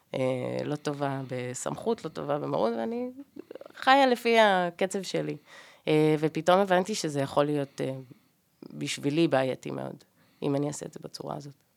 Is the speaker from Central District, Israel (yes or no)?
yes; Ra'anana, Central District, Israel; אני במקום מהמרכז, מרעננה